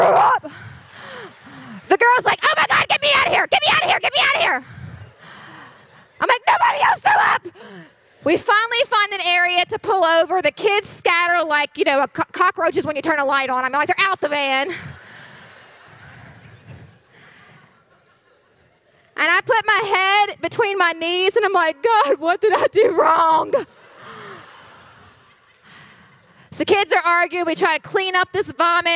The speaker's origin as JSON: {"language": "English", "region": "West Virginia", "country": "United States", "said": "we're from West Virginia. Like, we drive curvy mountain roads all the time"}